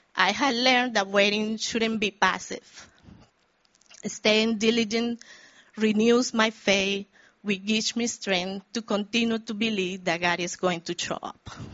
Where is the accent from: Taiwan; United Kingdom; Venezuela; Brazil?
Venezuela; moved away as an adult; now in New York, United States; I am from Venezuela, a country in South America. I moved to New York 17 years ago.